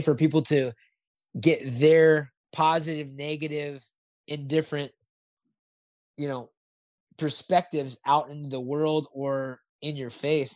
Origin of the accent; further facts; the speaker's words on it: Santa Barbara, California, United States; I was born in Santa Barbara, so I'm a, I'm a SoCal guy also